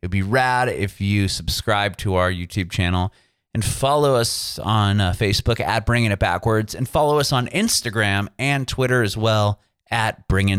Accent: San Diego, California, United States; moved away as an adult; also born or lived in San Francisco Bay Area; now in Nashville, United States; I was born and raised in Southern California, San Diego. Was in San Francisco for a bit, came back down, and now I'm actually in Nashville.

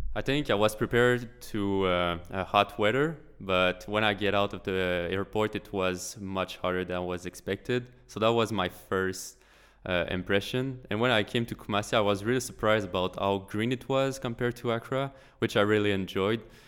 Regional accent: Quebec, Canada; I'm from Quebec, which is the French part of Canada

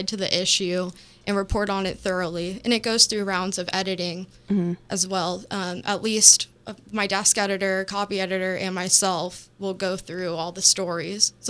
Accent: Sanford, Florida, United States; I'm from Sanford, Florida, which is just outside of Orlando, about 30 minutes northeast.

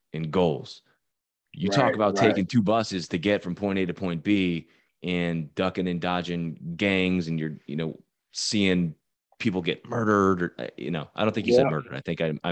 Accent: Virginia, United States; I'm from Virginia, middle-class family.

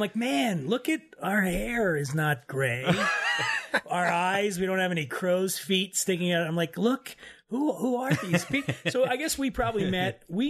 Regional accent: Philadelphia, Pennsylvania, United States; moved away as an adult; also born or lived in Miami Beach; I'm from Philadelphia, and I grew up dirt poor in Philadelphia, and I left there when I was in my early 20s. I went to Miami Beach to live with a girlfriend down there. So I left Philadelphia. I grew up in one of those neighborhoods where no one ever leaves, okay?

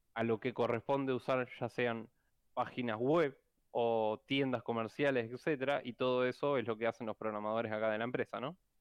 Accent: Rosario, Santa Fe, Argentina; algunos programadores somos acá de Rosario

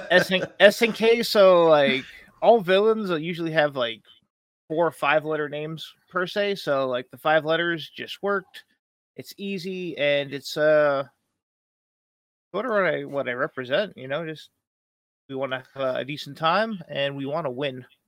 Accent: East Coast, United States; I'm from the East Coast

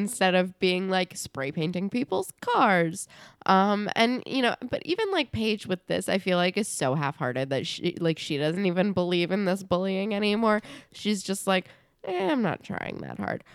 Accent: New Jersey, United States; we're from New Jersey.

